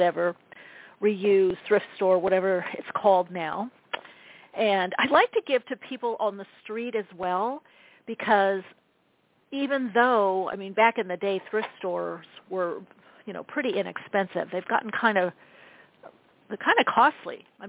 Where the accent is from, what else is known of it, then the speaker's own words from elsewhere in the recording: Southern California, United States; I grew up in Southern California